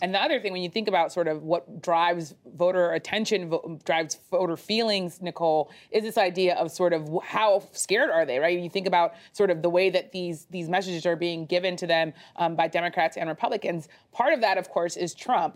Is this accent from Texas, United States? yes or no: no; Florida, United States; moved away; my home state of Florida